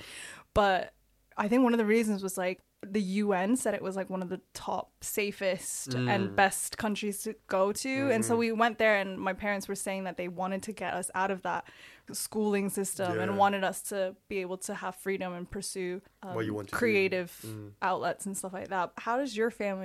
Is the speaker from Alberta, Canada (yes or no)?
no; Toronto, Ontario, Canada; also born or lived in Seoul, South Korea; So I was born in Seoul, and then when I was six, moved to Toronto.